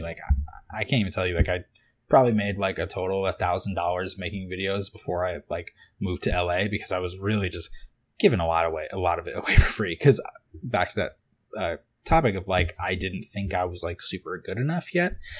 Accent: Cape Cod, Massachusetts, United States; moved away as an adult; also born or lived in Boston; now in Los Angeles, United States; I grew up on this little island called Cape Cod

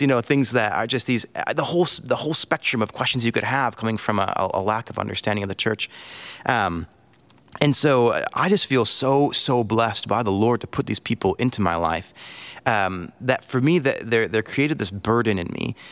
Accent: United States; moved away as an adult; also born or lived in Angola; being an American.

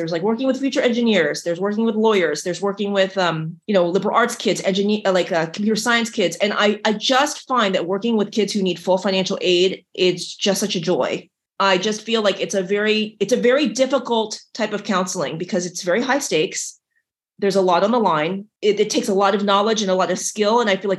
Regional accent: West Virginia, United States; also born or lived in Ohio / Missouri; I was born in West Virginia. I grew up in West Virginia and Ohio and Missouri.

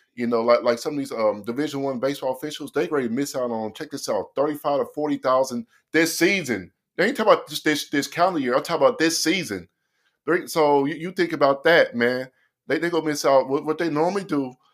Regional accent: Oklahoma City, Oklahoma, United States; I'm from Oklahoma City

